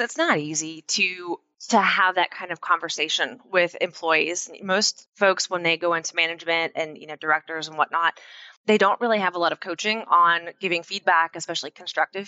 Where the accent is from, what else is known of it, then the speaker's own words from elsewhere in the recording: Pennsylvania, United States; moved away as an adult; now in North Carolina, United States; I grew up in Pennsylvania and I moved to North Carolina